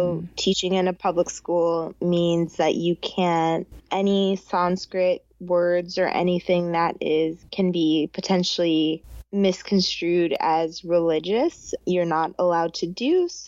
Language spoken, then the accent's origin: English; New York, United States; also born or lived in Zimbabwe; So I was born in Zimbabwe and I left there when I was 2.5. And then we've lived in a bunch of different places, but starting at age like 11, I grew up in upstate New York